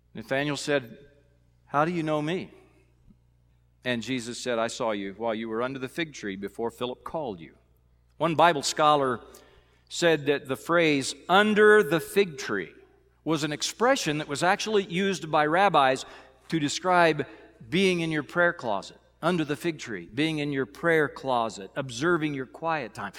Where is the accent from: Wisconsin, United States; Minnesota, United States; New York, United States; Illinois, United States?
Illinois, United States; now in Missouri, United States; Growing up in Illinois